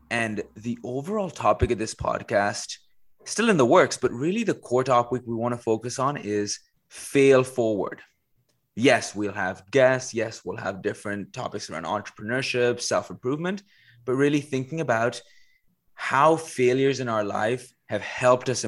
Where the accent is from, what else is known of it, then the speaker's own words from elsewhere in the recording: Dubai, United Arab Emirates; moved away as an adult; also born or lived in Paris; I was born in Paris and pretty quickly moved to Dubai. That's where I spent a majority of my childhood, right from like age one all the way to age 18.